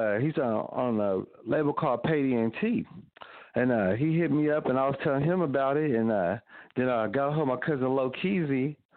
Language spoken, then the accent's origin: English; Evansville, Indiana, United States; born or raised there